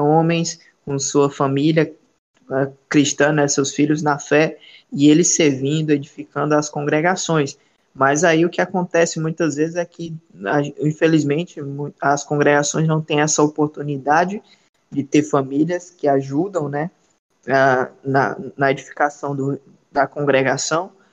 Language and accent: Portuguese; Ceará, Brazil; now in Belém, Brazil; sou natural do Ceará, certo? Sou cearense, não sou paraense